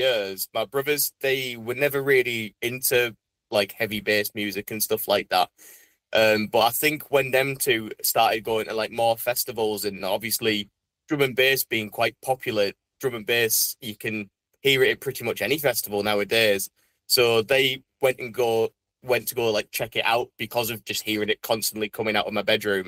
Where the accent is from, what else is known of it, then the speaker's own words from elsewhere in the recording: Saltburn-by-the-Sea, North East England, United Kingdom; also born or lived in Middlesbrough / Carlin How / Leeds; I was born in Middlesbrough, but then for about 2 years of my childhood, I lived somewhere called Carlinau, which is like another kind of small seaside town near Saltburn. But then after them 2 years, me and our mum then moved to Saltburn. And then pretty much after that 2 years, then we've lived here all our lives.